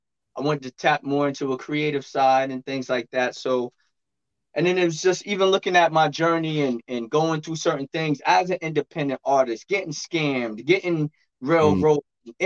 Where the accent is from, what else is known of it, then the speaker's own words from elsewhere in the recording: New York City, New York, United States; moved away as an adult; Well, I'm from Brooklyn, but we're in a remote location now.